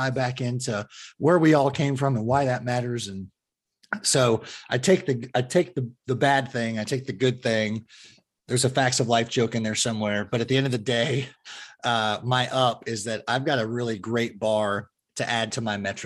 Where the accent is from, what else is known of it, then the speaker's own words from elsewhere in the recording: Fremont, California, United States; moved away; I grew up in the Fremont area, which is opposite of the Bay from San Francisco